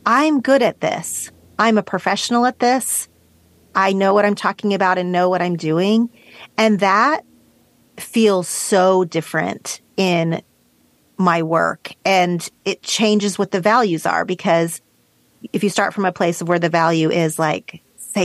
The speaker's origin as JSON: {"language": "English", "region": "Oklahoma", "country": "United States", "tie": "born or raised there", "moved": "yes", "lives_now": "Los Angeles, United States", "said": "I grew up in Oklahoma in a place that is like straight meat and potatoes"}